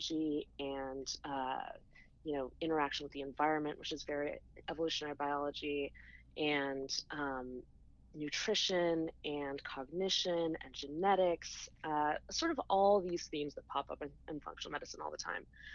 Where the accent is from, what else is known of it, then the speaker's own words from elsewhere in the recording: Colorado, United States; I grew up in Colorado